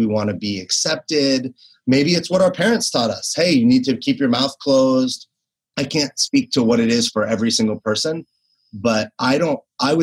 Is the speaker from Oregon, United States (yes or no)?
no; Los Angeles, California, United States; also born or lived in New York City; I was born and raised in Los Angeles